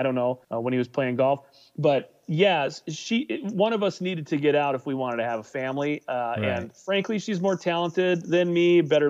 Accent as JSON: {"language": "English", "town": "Circle Pines", "region": "Minnesota", "country": "United States", "tie": "born or raised there", "also_born_or_lived": "Sioux Falls, South Dakota / Milwaukee, Wisconsin", "moved": "as an adult", "lives_now": "Fargo, United States"}